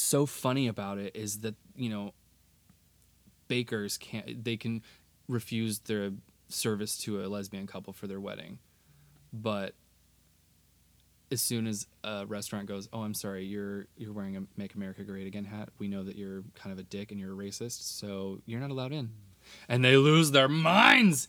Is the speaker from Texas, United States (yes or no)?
yes; Texas, United States; Texas, my home state